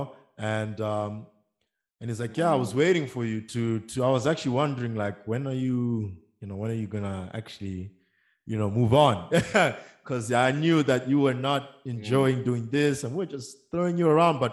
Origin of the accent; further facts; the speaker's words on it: Eswatini; I'm based in Mbawane, Eswatini